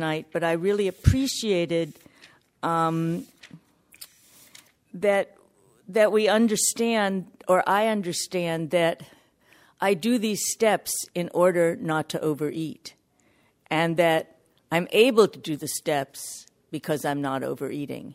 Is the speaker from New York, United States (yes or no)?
yes; New York, United States; I'm from New York